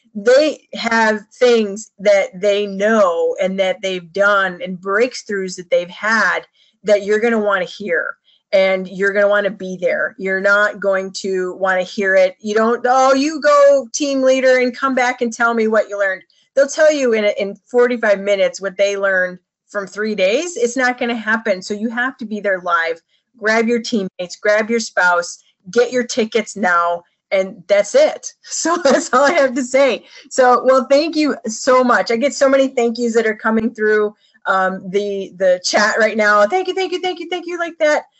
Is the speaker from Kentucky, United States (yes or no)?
no; Chicago, Illinois, United States; I'm from Chicago